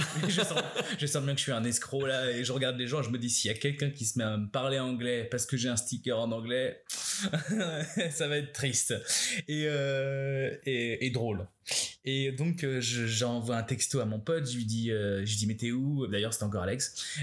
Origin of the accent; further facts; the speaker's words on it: France; moved away as an adult; now in Canada; on est français